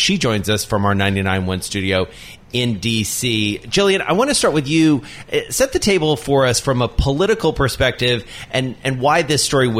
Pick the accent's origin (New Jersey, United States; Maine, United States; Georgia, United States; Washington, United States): Georgia, United States; Atlanta; I grew up down south in Atlanta.